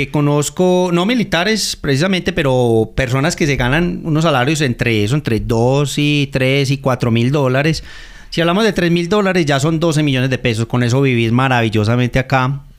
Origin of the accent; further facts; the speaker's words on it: United States; hombre, yo soy de Estados Unidos, pero me voy para un lugar como el Oriente Antioqueño, trabajo desde allá, eh, entrego mis resultados y, vivo con la mitad del presupuesto que me gastaría en Estados Unidos.